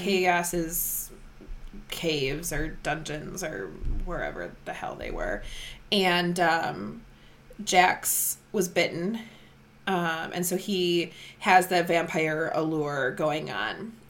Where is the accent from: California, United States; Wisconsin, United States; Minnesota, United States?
Wisconsin, United States; accent: Wisconsin; we're we're very Midwestern. Our, yeah, our Wisconsin accents.